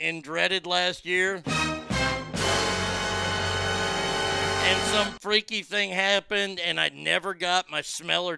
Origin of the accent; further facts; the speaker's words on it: the South, United States; I'm from the South and don't eat okra